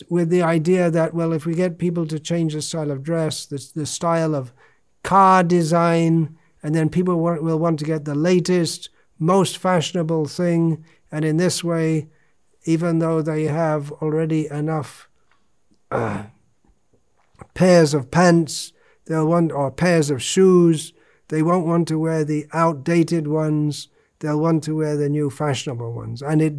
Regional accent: England, United Kingdom; I am an Englishman.

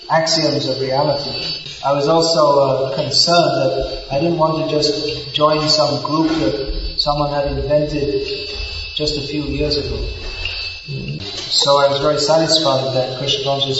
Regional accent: England, United Kingdom; moved away; I was brought up in England.

